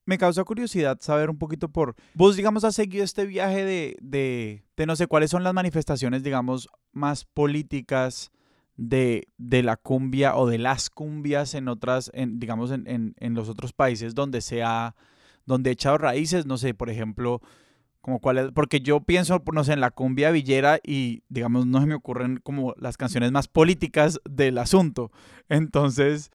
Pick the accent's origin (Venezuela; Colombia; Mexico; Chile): Colombia; nosotros, digamos, como colombianos